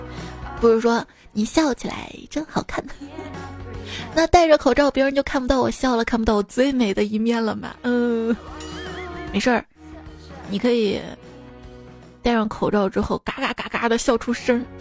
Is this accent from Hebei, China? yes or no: no; Shaanxi, China; 就我今天看新闻嘛，说我们陕西这边部分地区都下雪了。